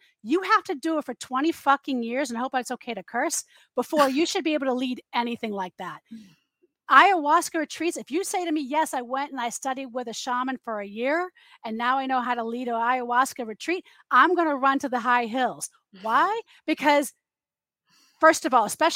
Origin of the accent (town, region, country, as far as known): United States; also born or lived in Massachusetts